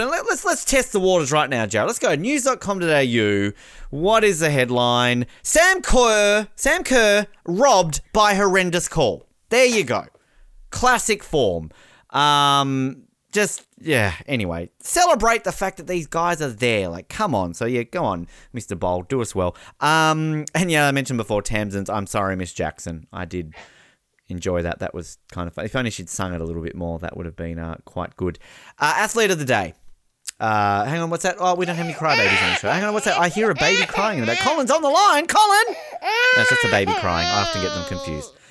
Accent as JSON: {"language": "English", "country": "Australia", "said": "I was upset as an Australian"}